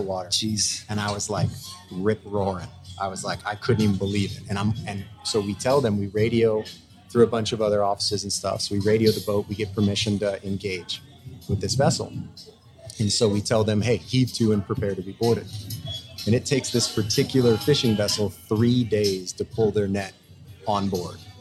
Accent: St. Louis, Missouri, United States; moved away; I'm a guy from St. Louis, Missouri

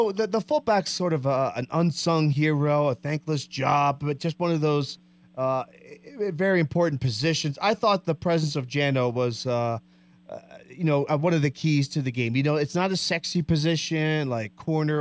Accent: New Jersey, United States; moved away; I'm from Jersey

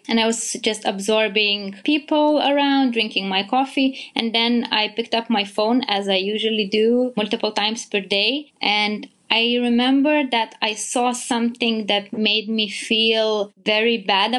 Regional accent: Vilnius, Lithuania; I am from Vilnius, Lithuania.

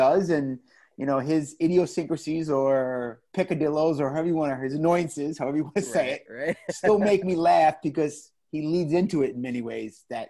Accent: New York City, New York, United States; I grew up in the Bronx.

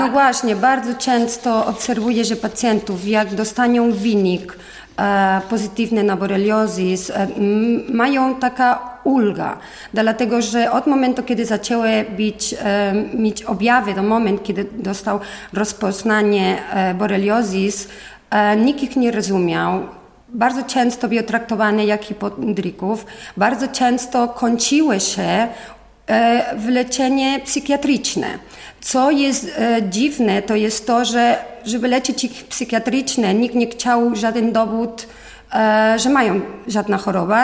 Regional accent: Spain; Polish is a second language; moved away as an adult; now in Poland; Jestem Hiszpanka, mieszkam w Polsce już 20 lat

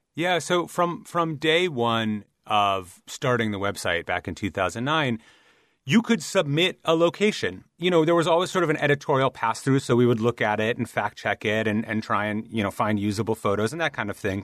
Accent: Midwest, United States; I'm from the Midwest, and Every year I'd go to the Minnesota State Fair

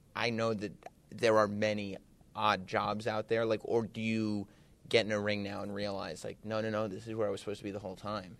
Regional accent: Westchester, New York, United States; my hometown this weekend of Westchester, New York

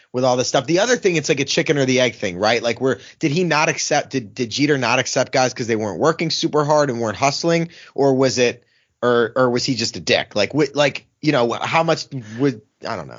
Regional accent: Philadelphia, Pennsylvania, United States; growing up in Philly, I was, like, fifteen or sixteen

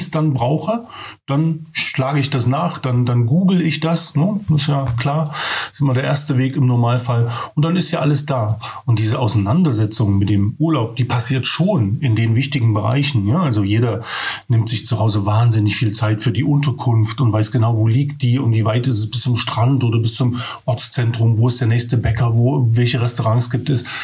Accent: Altenburg, Thuringia, Germany; bin dann nach Altenburg gegangen, weil das meine Heimat

